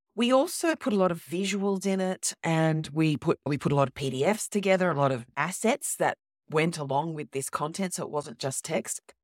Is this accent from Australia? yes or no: yes; Australia; I'm actually Australian